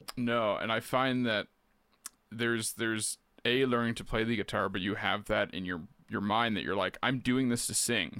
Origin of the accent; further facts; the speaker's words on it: Keene, Ontario, Canada; also born or lived in Peterborough / Quebec / Guelph; So I was born and raised in Keene, uh, on Rice Lake, so that's where I am now